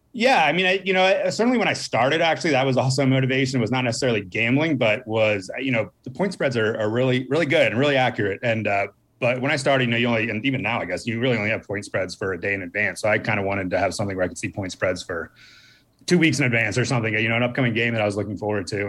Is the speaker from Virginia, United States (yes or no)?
yes; Northern Virginia, United States; I grew up on the East Coast, uh, uh, Northern Virginia